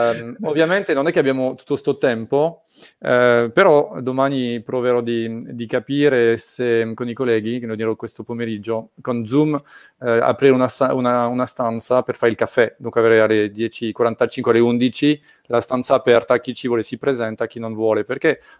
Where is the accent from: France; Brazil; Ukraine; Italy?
France; Italian is a second language; sono francese, lo pronuncio male